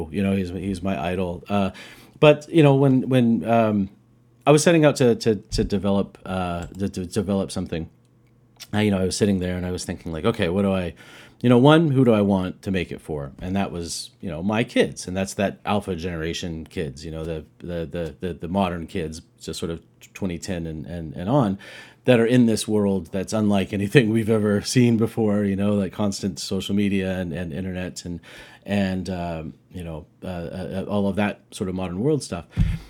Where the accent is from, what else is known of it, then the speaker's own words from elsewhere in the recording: Roswell, New Mexico, United States; I'm from Roswell, New Mexico